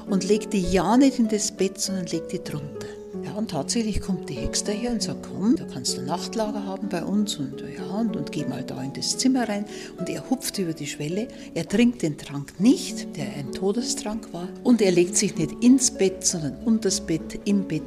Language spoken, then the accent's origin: German; Bavaria, Germany; accent: Upper Palatinate; unser Dialekt ist kreislich und der ist Bautzert und die Ballen und so. Und dabei finde ich, es ist der Oberpfälzer Dialekt sowas von schön, sowas von vokalreich.